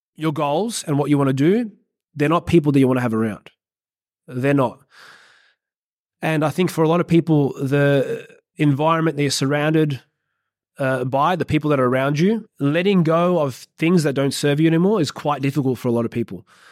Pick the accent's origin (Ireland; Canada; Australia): Australia; I'm an Aussie